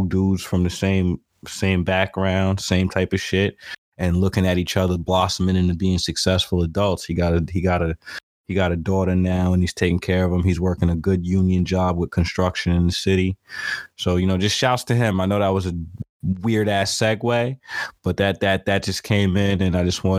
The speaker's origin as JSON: {"language": "English", "area": "Hudson Valley", "region": "outside New York City", "country": "United States", "tie": "born or raised there", "said": "I grew up outside of New York City in the Hudson Valley"}